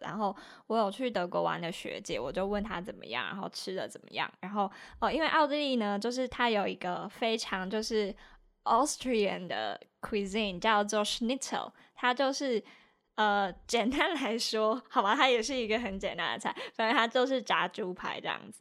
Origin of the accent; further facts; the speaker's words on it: Taiwan; 我是客家人